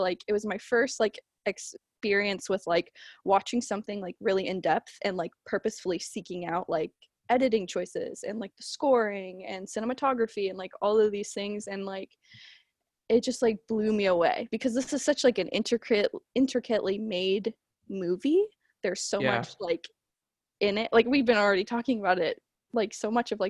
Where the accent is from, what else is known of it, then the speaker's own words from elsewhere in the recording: Washington, United States; So like yes and no. I'm from Washington.